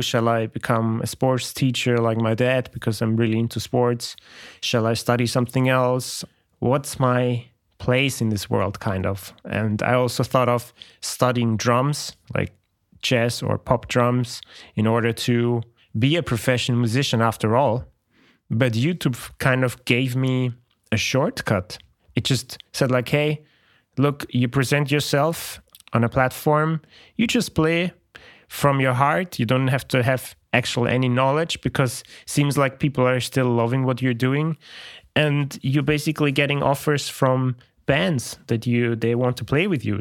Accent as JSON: {"language": "English", "country": "Austria", "also_born_or_lived": "Poland", "moved": "as an adult", "said": "I'm from Austria. It's a small country"}